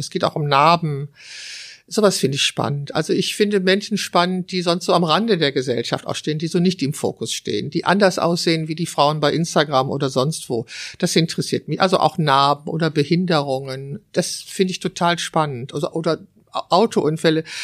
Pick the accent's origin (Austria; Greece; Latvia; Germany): Germany; Wülfrath, North Rhine-Westphalia; es ist meine Heimatstadt Wülfrath. Ich habe dort 21 Jahre gelebt und zwar die ersten 21 Jahre meines Lebens